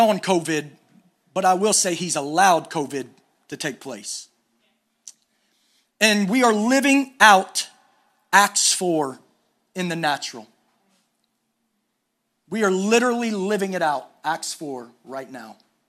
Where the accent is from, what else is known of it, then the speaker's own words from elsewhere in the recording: East Coast, United States; We're from the East Coast. West Coast is a little different